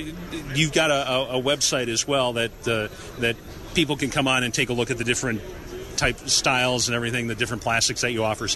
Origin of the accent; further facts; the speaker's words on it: La Crosse, Wisconsin, United States; I'm from La Crosse